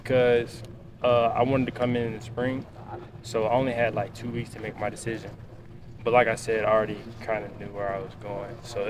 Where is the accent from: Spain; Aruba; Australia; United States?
United States; Alabama; Because I'm from Alabama, so, you know, just wanted to be by my family.